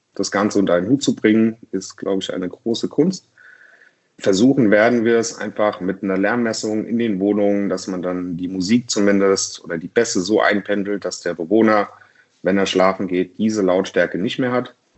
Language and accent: German; Mainz, Rhineland-Palatinate, Germany; in meiner Heimatstadt Mainz